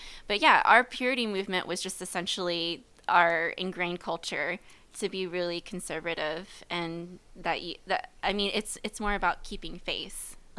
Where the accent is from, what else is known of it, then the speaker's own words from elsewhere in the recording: Midwest, United States; Growing up in the Midwest, I consider myself a Midwestern girl.